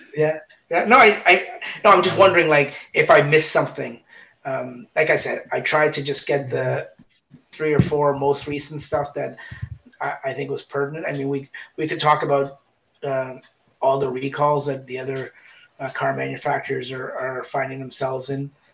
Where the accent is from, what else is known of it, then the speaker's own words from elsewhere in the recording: Canada; we're both Canadian